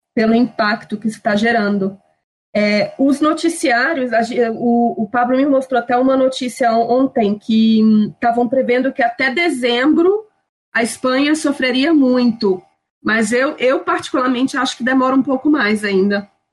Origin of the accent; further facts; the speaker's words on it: Minas Gerais, Brazil; moved away as an adult; now in Madrid, Spain; eu nasci em Minas, mas meus pais estão morando no Espírito Santo